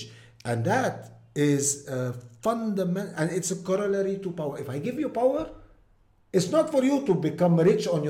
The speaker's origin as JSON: {"language": "English", "town": "Deir al-Qamar", "region": "Mount Lebanon", "country": "Lebanon", "tie": "born or raised there", "second_language": "English", "said": "Deir al-Amar has, my hometown, has very nice historical heritage"}